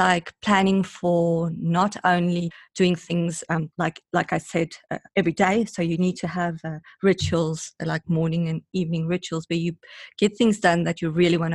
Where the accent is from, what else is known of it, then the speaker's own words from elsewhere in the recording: South Africa; I'm from South Africa